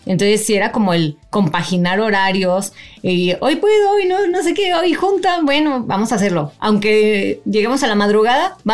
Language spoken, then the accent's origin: Spanish; Mexico; nos conocimos en un proyecto argentino, siendo las únicas mexicanas